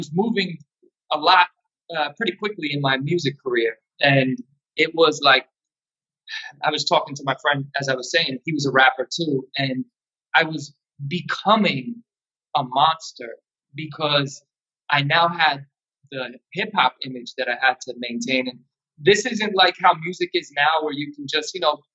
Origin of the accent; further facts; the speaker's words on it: Yonkers, New York, United States; I'm from Yonkers, New York